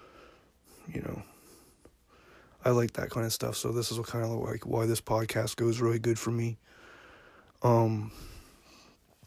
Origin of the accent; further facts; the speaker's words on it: Yarmouth, Nova Scotia, Canada; moved away as an adult; also born or lived in Alberta; now in Dartmouth, Canada; I grew up in Yarmouth, Nova Scotia. I'm a small town guy.